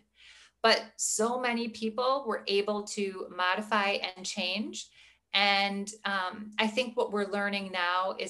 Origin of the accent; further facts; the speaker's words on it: Midwest, United States; also born or lived in Milwaukee, Wisconsin; I am from the Midwest. I live in the Milwaukee, Wisconsin area